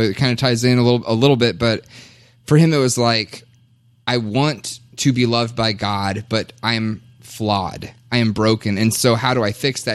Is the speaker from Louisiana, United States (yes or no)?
no; Kentucky, United States; now in Minnesota, United States; I was born and raised in Kentucky